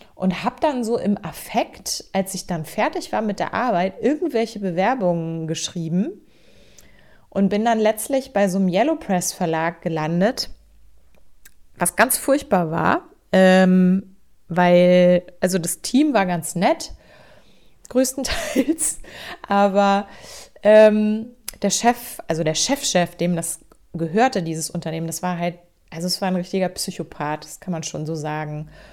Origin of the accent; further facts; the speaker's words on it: Hamburg, Germany; now in Schleswig-Holstein, Germany; ich bin tatsächlich gebürtige Hamburgerin. Also ich bin im Hamburger Westen geboren, in Rissen ganz genau.